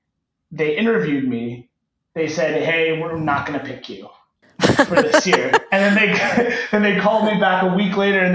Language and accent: English; Cupertino, California, United States; moved away as an adult; also born or lived in New York City, United States; now in Austin, United States; Yeah, so I grew up in Cupertino